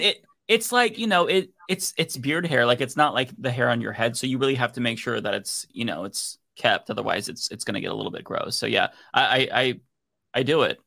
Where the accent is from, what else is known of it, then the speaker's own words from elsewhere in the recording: United States; as an American